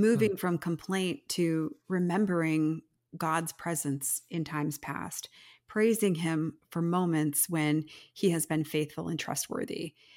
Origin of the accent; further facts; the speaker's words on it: United States; as modern American Christians